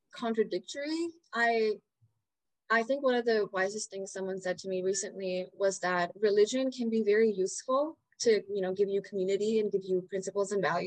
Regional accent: Dubai, United Arab Emirates; also born or lived in India; now in New York, United States; I was born in India. I was raised in the Middle East in Dubai, and then I moved to New York

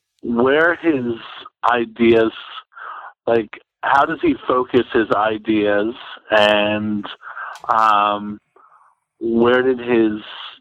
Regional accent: Pennsylvania, United States; born there; also born or lived in Kansas City; So what else about me? I was born in Pennsylvania. Then I lived in Kansas City. Then I moved.

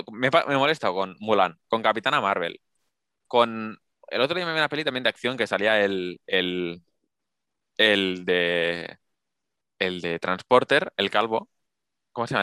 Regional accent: Spain; somos españoles

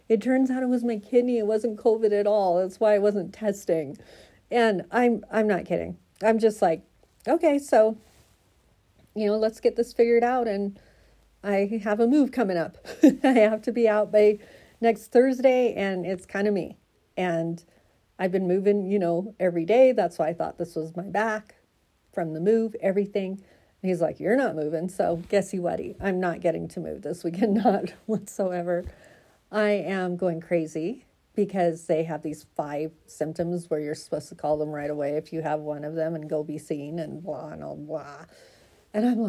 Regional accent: Oregon, United States; now in Colorado, United States; I'm from Oregon, right? I moved to Colorado from Oregon, 45 minutes inland from the beach

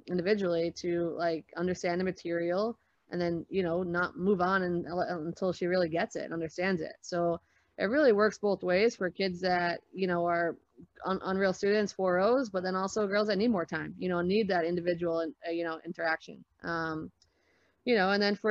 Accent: New York City, New York, United States; moved away; also born or lived in Boston, Massachusetts; when I was growing up in the Bronx

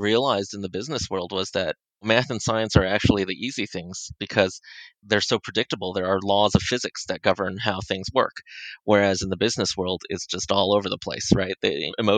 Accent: Los Angeles, California, United States; I was born and raised in Los Angeles, the son of immigrant parents

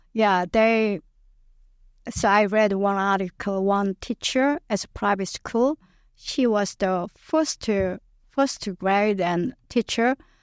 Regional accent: Yeosu, South Jeolla, South Korea; English is a second language; moved away as an adult; now in St. Louis, United States; I was born, it's called Yeosu City, it's my hometown

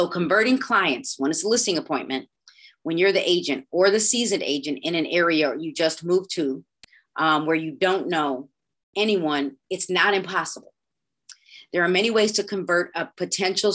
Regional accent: Broadview, Illinois, United States; I grew up in Broadview

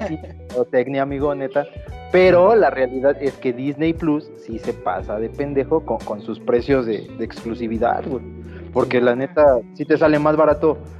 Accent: Mexico; Como buen mexicano

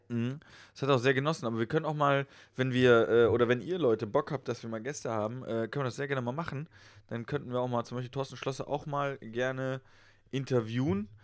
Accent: Westerwald, Rhineland-Palatinate, Germany; moved away; ich komme aus dem Westerwald

